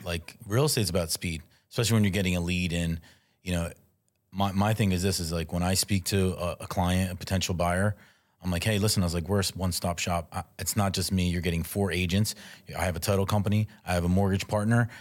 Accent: Philadelphia, Pennsylvania, United States; I am originally born and raised in South Philadelphia. I moved around a little bit, but I always had my base in Philadelphia

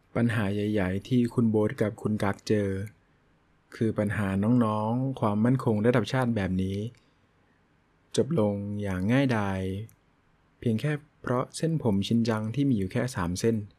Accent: Phang Nga, Thailand; จังหวัดพังงาซึ่งเป็นจังหวัดที่ผมเกิดแล้วก็อาศัยอยู่ปัจจุบัน

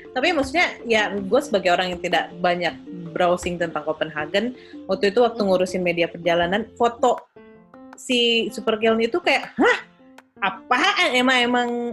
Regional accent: Indonesia; gue sebagai anak Indonesia

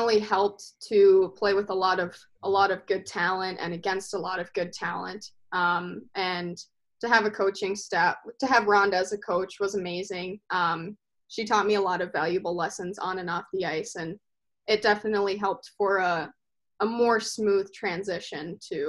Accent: Maple Grove, Minnesota, United States; We just used to go to open skate over at Maple Grove and kind of picked it up there

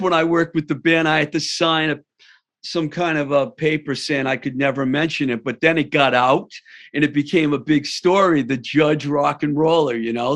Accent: Worcester, Massachusetts, United States; I'm from Worcester

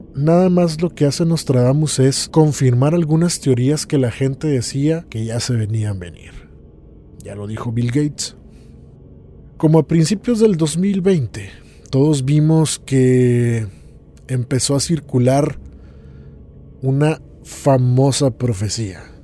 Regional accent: Monterrey, Nuevo León, Mexico; Aún en México, mi ciudad natal Monterrey

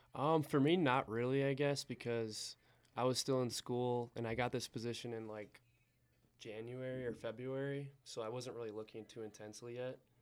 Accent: Eau Claire, Wisconsin, United States; moved away as an adult; now in Butte, United States; I'm from Eau Claire, Wisconsin.

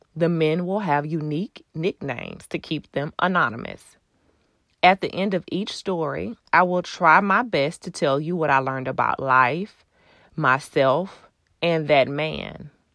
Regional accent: Houston, Texas, United States; I'm originally from Houston.

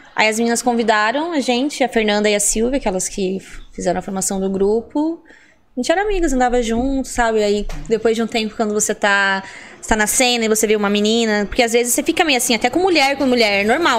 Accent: Colombo, Paraná, Brazil; moved away as an adult; also born or lived in interior of São Paulo state; now in São Paulo, Brazil; Eu nasci no interior de São Paulo, né? Mas fui criada em Curitiba, eu falo que eu sou de lá, né? Em ah. Colombo.

